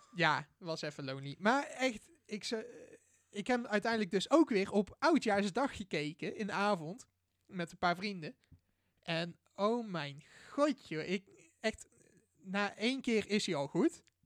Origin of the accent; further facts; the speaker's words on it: Boxtel, North Brabant, Netherlands; Ik ben 19 jaar oud en ik kom uit Bokstel